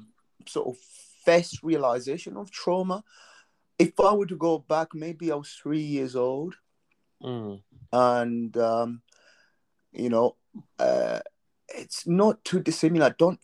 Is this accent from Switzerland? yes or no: no; Malawi; now in United Kingdom; I was born in Malawi.